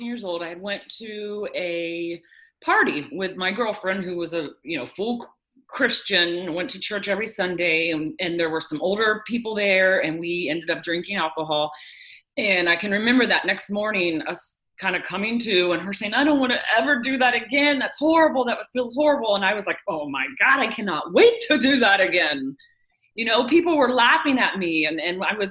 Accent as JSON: {"language": "English", "region": "Florida", "country": "United States", "tie": "born or raised there", "said": "I was born and raised here in Florida. I've lived here all my life"}